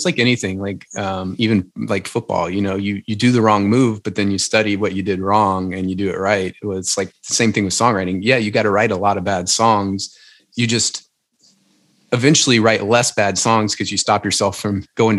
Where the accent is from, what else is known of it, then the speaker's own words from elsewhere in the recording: Louisiana, United States; I'm from Louisiana